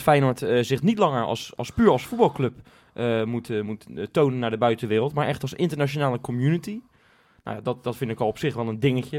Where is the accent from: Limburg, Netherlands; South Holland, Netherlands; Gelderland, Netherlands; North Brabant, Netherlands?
South Holland, Netherlands; Rotterdam